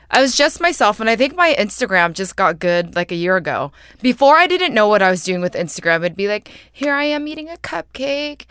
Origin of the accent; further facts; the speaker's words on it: San Jose, California, United States; moved away as an adult; now in New York, United States; I grew up in San Jose, but I've lived in New York for nine years